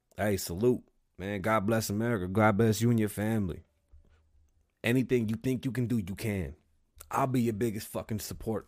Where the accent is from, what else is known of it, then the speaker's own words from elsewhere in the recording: New York City, New York, United States; I was born in the Bronx.